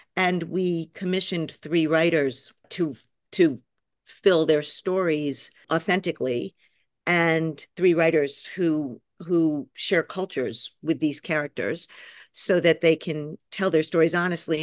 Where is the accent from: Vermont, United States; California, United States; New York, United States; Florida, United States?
New York, United States; I'm a New Yorker